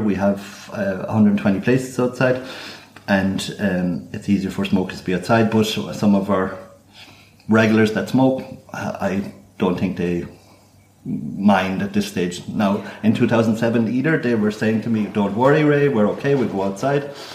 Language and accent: English; Cork, Munster, Ireland; now in Frankfurt, Germany; I hail from Cork in Ireland.